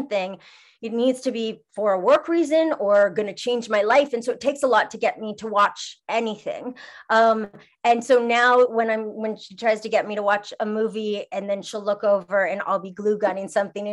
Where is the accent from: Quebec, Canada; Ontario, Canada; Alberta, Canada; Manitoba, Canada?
Quebec, Canada; Montreal; also born or lived in Toronto; now in Los Angeles, United States; I'm from Montreal originally, and I lived in Toronto